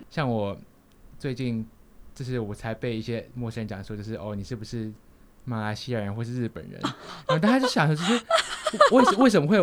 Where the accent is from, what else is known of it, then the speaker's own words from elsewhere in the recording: Taiwan; moved away as an adult; now in Abu Dhabi, United Arab Emirates; 我身为台湾人